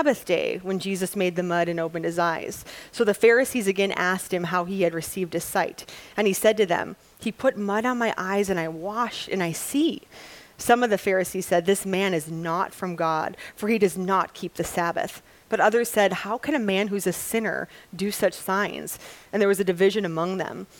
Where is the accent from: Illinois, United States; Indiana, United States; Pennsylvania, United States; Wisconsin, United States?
Wisconsin, United States; I'm from Wisconsin